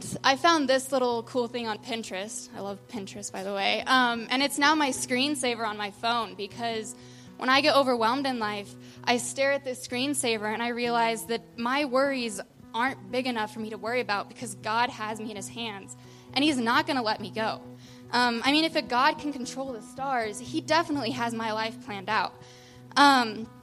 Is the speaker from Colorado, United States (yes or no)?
yes; Sterling, Colorado, United States; I grew up in Sterling, Colorado